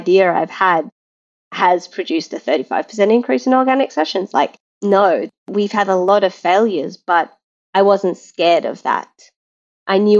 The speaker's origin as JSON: {"language": "English", "country": "Australia", "moved": "yes", "said": "I'm Australian, where we're quite blunt as a culture"}